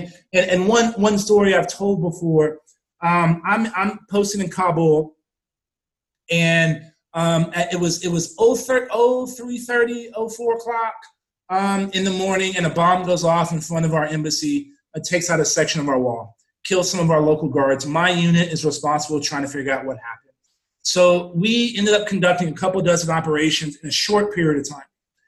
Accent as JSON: {"language": "English", "town": "San Antonio", "region": "Texas", "country": "United States", "tie": "born or raised there", "said": "moved back to my hometown of San Antonio, Texas, and ran for Congress."}